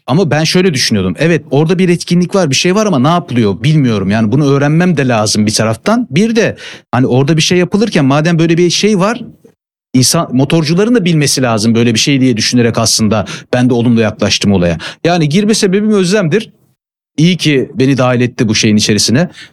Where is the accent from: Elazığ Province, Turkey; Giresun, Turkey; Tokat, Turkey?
Giresun, Turkey; moved away as an adult; now in Istanbul, Turkey; Memleketim Giresun benim. E, lise sona kadar Giresun'daydım. Ondan sonra üniversite için İstanbul'a gelmiştim.